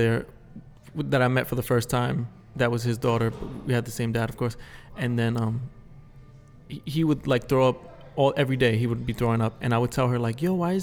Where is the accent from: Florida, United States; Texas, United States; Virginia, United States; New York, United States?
New York, United States; New York City; me growing up in the Bronx and being from like the streets